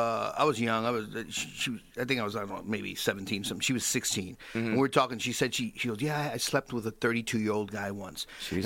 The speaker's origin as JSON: {"language": "English", "town": "New York City", "region": "New York", "country": "United States", "tie": "born or raised there", "said": "I grew up in the Bronx. Yeah, I grew up in the Bronx."}